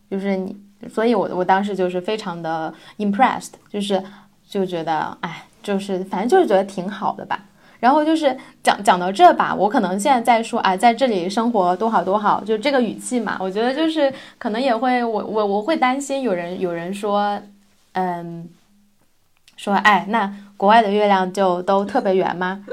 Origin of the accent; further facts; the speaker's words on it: China; moved away as an adult; now in Sweden; 我们中国人的智慧